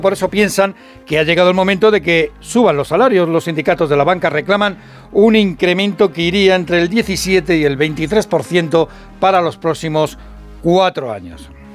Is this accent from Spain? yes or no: yes; Madrid, Community of Madrid, Spain; yo soy de Vallecas